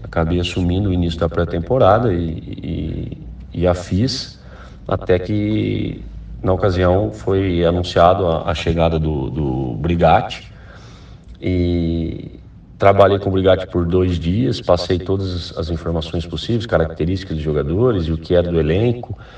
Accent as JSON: {"language": "Portuguese", "town": "Ribeirão Preto", "region": "São Paulo", "country": "Brazil", "also_born_or_lived": "Recife", "moved": "as an adult", "said": "eu sou de Ribeirão Preto"}